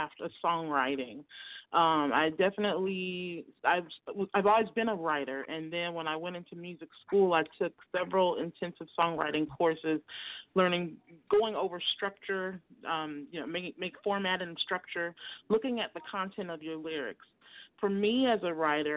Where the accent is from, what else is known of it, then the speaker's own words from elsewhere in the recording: Oakland, California, United States; I'm from Northern California, East Oakland. I'm an East Bay girl at heart